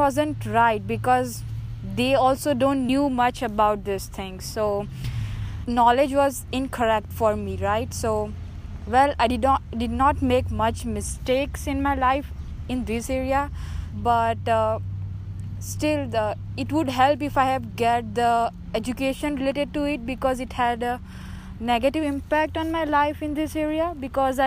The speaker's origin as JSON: {"language": "English", "country": "India", "moved": "yes", "said": "I'm from India"}